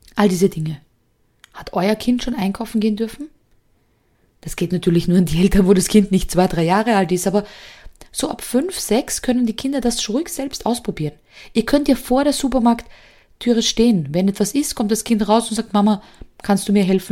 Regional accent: Austria; bei uns in Österreich gehen ja die Noten nur bis fünf

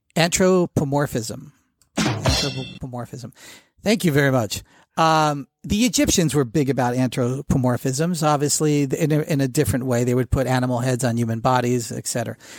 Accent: New Jersey, United States; I grew up in Jersey

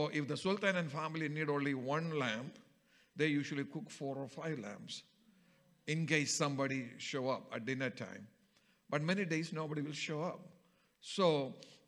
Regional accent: Kerala, India; from my home state of Kerala

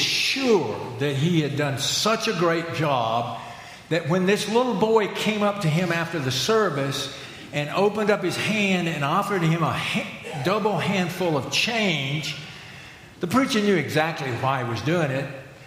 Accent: Chester, South Carolina, United States; I grew up in Purity Presbyterian Church in Chester, South Carolina.

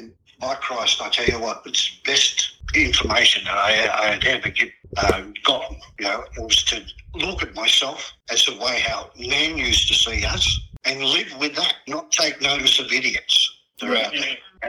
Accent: Surry Hills, New South Wales, Australia; So that's one of the ways how we grew up in Surry Hills.

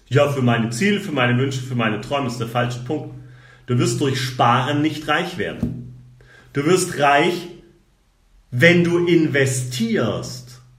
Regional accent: Baden-Württemberg, Germany; ich komme aus dem Schwabenland.

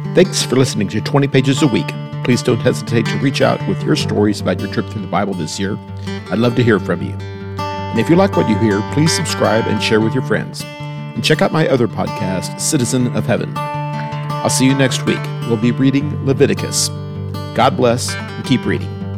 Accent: United States; as an American

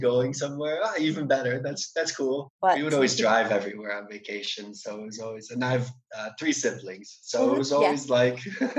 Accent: Buffalo, New York, United States; I'm from Buffalo, New York.

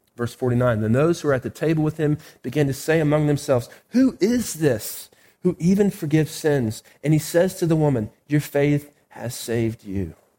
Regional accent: United States

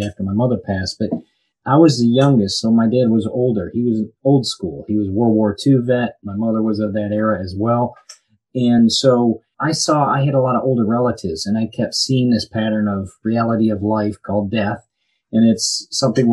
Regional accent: Birmingham, Michigan, United States; moved away as an adult; now in Florida, United States; I'm originally from Birmingham, Michigan, grew up there

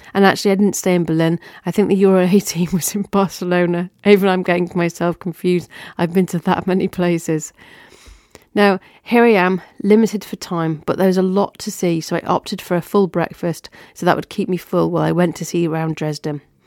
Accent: the north of England, United Kingdom; I'm a Northerner

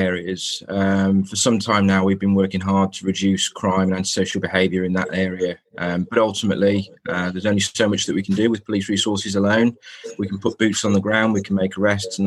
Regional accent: Telford, West Midlands, United Kingdom; I grew up in Telford, in fact, in Woodside in the 1990s

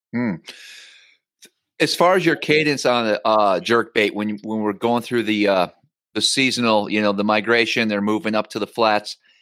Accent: Northern Wisconsin, United States; moved away; my old my home state where I grew up, upstate

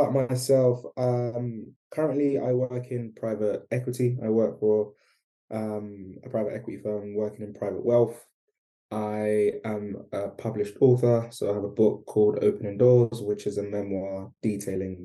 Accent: London, United Kingdom; I grew up in East London

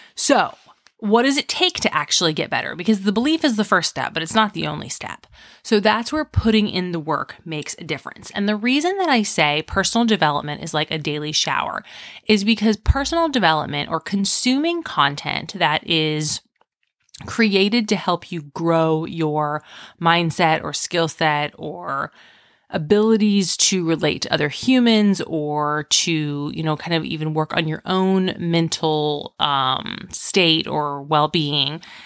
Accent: Indiana, United States; I'm from Indiana

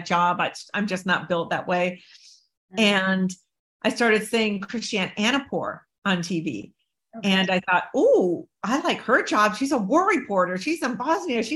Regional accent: San Diego, California, United States; I grew up in San Diego under a Baghdad roof.

